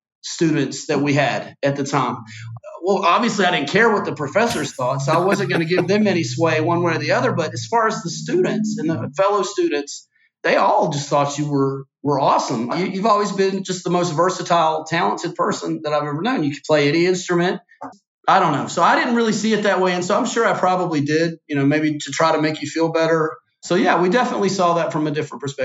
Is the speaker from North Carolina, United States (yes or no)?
yes; Lincolnton, North Carolina, United States; I was just from Lincolnton where we, you know, I know there was racism, but I went to school in an integrated school